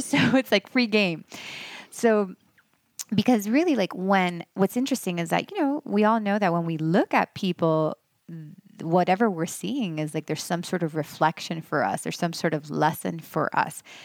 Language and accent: English; Miami, Florida, United States; moved away as an adult; also born or lived in Los Angeles; now in Western North Carolina, United States; I loved growing up in Miami